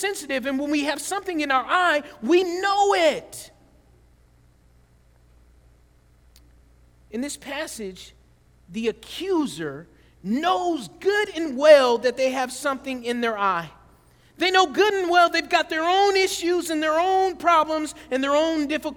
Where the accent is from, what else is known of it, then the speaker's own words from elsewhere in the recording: the South, United States; I grew up in the South, and I remember growing up in the South, we would ride bikes everywhere